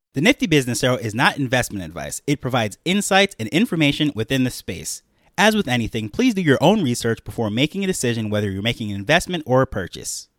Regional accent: New York, United States; accent: American; moved away as an adult; now in Jamaica; I have my American accent, I grew up in New York and what have you, I'm currently on the island of Jamaica

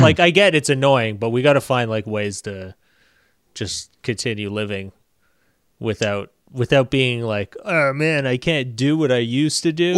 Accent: Canada; I'm Canadian

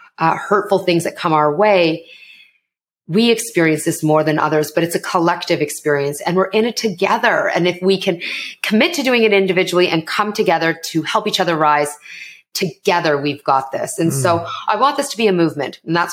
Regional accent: Canada; accent: Canadian; So my parents are immigrants to Canada and I am Canadian. So I'm South Asian, but I'm also Canadian. And you're going to hear the Canadian and how I speak, everyone.

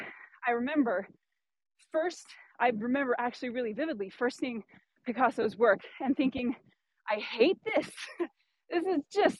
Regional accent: Pacific Northwest, United States; where I grew up in the Pacific Northwest, the western side of the mountains

